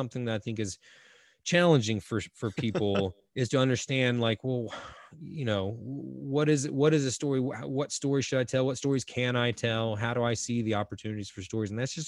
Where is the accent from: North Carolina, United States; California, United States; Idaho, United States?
North Carolina, United States; I grew up Carolina on the East Coast, and North Carolina has beautiful beaches as well.